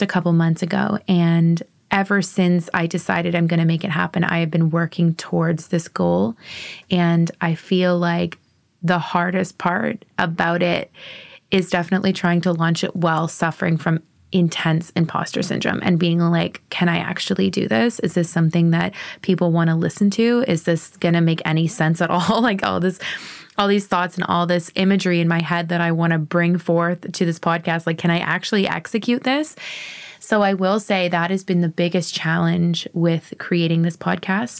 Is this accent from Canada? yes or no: yes; Sarnia, Ontario, Canada; moved away as an adult; also born or lived in East Coast, Canada / Okanagan, British Columbia; now in Vancouver, Canada; I was born and raised in Sarnia, Ontario, Canada